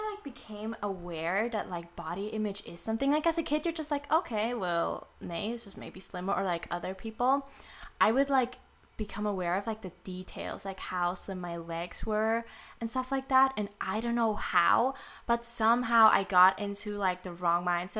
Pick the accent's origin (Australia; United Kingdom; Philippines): Philippines; I'm Filipino